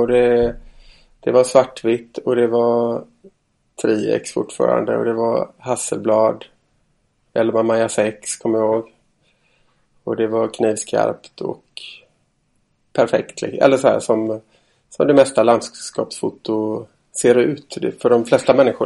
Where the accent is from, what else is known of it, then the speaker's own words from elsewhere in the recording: Stenungsund, Västra Götaland, Sweden; moved away; jag är från Stenungsund, fyra mil norr om Göteborg ungefär från början